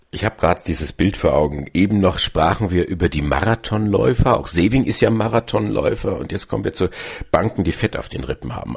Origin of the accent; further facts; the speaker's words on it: Bavaria, Germany; bei uns in Bayern